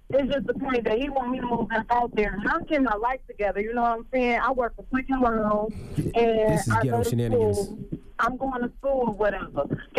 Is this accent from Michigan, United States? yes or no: yes; Detroit, Michigan, United States; Okay, well, I'm from Detroit.